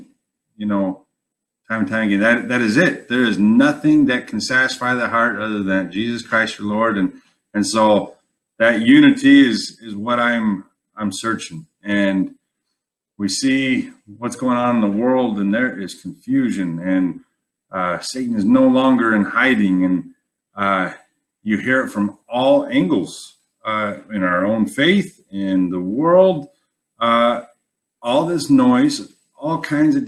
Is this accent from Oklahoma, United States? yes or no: no; Wyoming, United States; moved away; I was born and raised in Wyoming